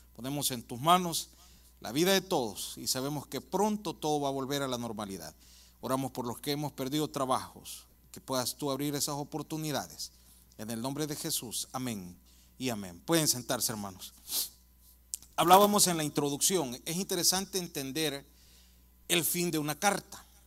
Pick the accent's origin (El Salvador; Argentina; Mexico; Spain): El Salvador; moved away; yo soy del Salvador, mirábamos Canal 2, 4 y 6 y decía en El Salvador